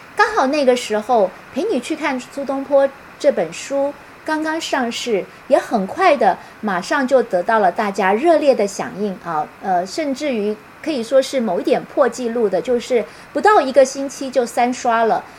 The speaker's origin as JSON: {"language": "Chinese", "country": "Taiwan", "tie": "born or raised there", "moved": "as an adult", "lives_now": "Singapore", "said": "我是出生在台湾，为了工作到新加坡，然后我的亲人、我的母亲、我的弟弟妹妹都在台湾"}